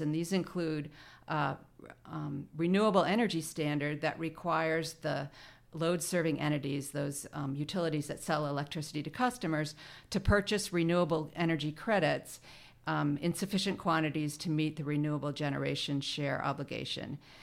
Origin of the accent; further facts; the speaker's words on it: Maine, United States; moved away; I grew up in Maine, and coming from Maine, it's pretty hard to escape the outdoors